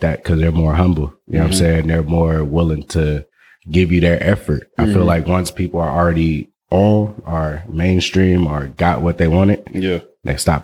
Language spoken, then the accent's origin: English; Oakland, California, United States; I come from the U block. You know what I'm saying? 43rd, Telegraph